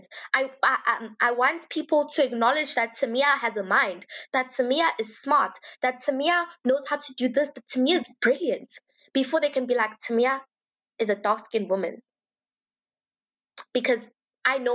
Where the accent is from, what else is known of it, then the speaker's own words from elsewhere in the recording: Johannesburg, Gauteng, South Africa; I grew up in the Johannesburg private school scene